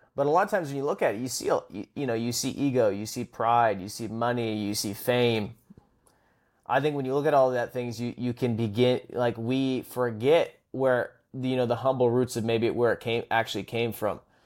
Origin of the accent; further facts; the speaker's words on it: Vancouver, British Columbia, Canada; I'm from the West Coast, which Vancouver